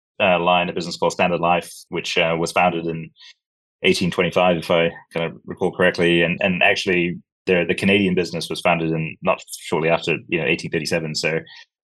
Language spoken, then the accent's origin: English; Sri Lanka; also born or lived in Africa / New Zealand; now in Scotland, United Kingdom; I grew up in Africa. I'm Sri Lankan originally. Dad's last posting was in New Zealand